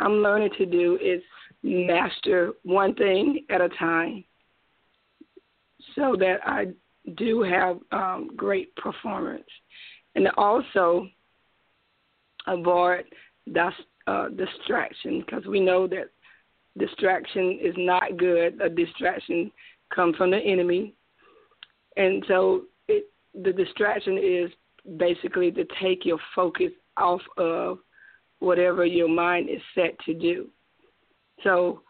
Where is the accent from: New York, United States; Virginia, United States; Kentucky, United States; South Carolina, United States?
South Carolina, United States; Spartanburg; I'm from Spartanburg, South Carolina. I live here all my life